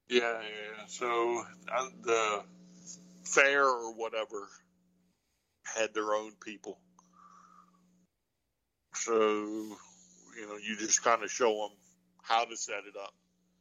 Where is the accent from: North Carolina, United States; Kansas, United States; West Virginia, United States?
North Carolina, United States; I'm from North Carolina, it's my first time in Virginia.